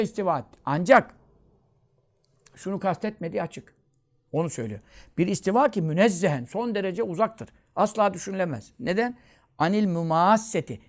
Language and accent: Turkish; Görele, Giresun, Turkey